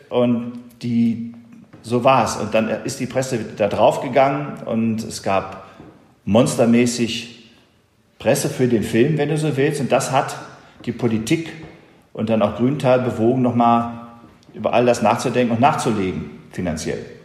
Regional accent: Essen, North Rhine-Westphalia, Germany; Und ich war natürlich als Junge aus dem Port, ich bin aus Essen

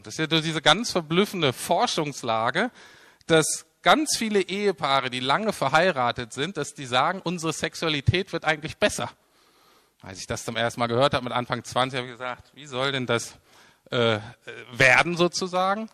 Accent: Germany; wir als Deutsche

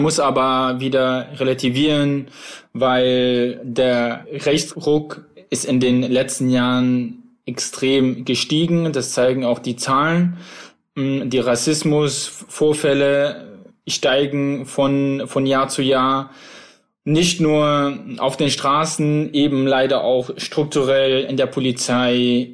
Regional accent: Plauen, Saxony, Germany; also born or lived in Iraq; now in Dresden, Germany; ich bin ja in Plauen im Vogtland groß geworden

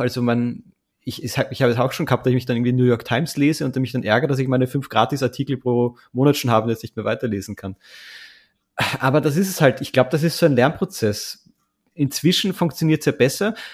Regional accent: Austria; als Österreicher

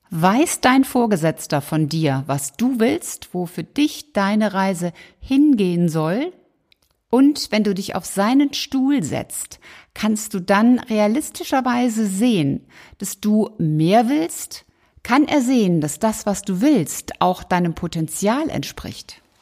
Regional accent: Rhineland, Germany; 11 natürlich meine Zahl als Rheinländerin.

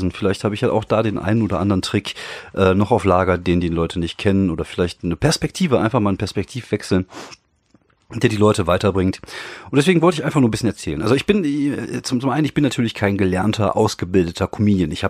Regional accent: North Rhine-Westphalia, Germany; Dann gibt es äh, in, in, in NRW, da wo ich herkomme, und ich kenne mich natürlich auch nur hier aus

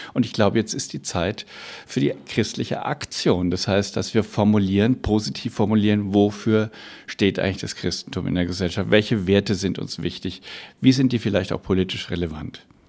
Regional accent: Bavaria, Germany; bei uns in Bayern

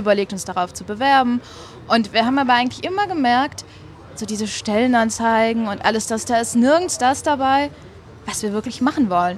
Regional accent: Germany; moved away as an adult; now in Switzerland; ich komme aus Deutschland und bin jetzt aber in der Schweiz seit fast drei Jahren

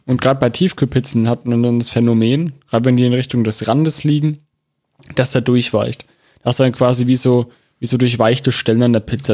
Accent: Germany; bei uns in Deutschland

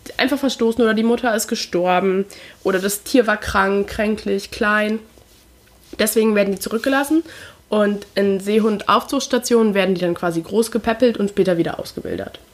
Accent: Lower Saxony, Germany; ich bin halt in Niedersachsen groß geworden

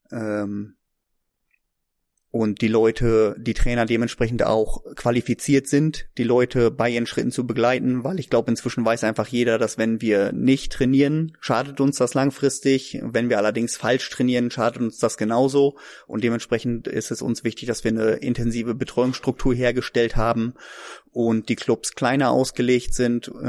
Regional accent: Neuenhaus, Lower Saxony, Germany; ich komme aus Neuenhaus, ich bin 1986 geboren

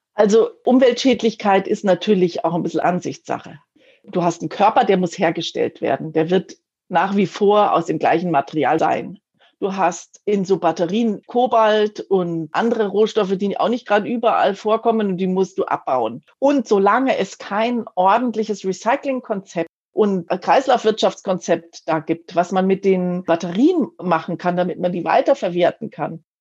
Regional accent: Munich, Bavaria, Germany; ich bin äh, Münchnerin, ich wohne hier schon ganz lang

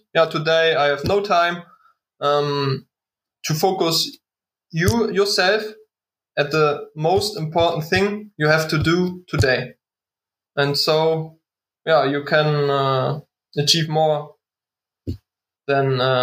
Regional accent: Waren, Mecklenburg-Vorpommern, Germany; English is a second language; now in Berlin, Germany; love from Waren, Müritz, my hometown.

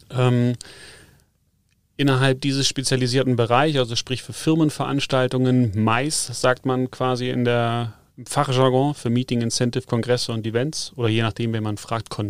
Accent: Schleswig-Holstein, Germany; moved away as an adult; also born or lived in Hamburg; now in Munich, Germany; also ich bin selber geboren in Schleswig-Holstein, ähm, kurz vor Dänemark quasi. Jetzt hat es mich schon seit knapp 15 Jahren, mehr wie 15 Jahre hier unten nach Bayern verschlagen.

